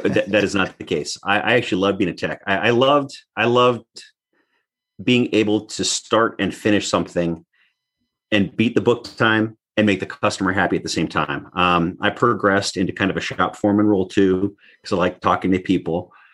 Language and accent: English; North Slope of Alaska, United States; also born or lived in Anaktuvuk Pass, Alaska / Barrow, Alaska / Point Hope, Alaska / Fairbanks, Alaska; I actually grew up on the north slope of Alaska. So, bo-, born in Alaska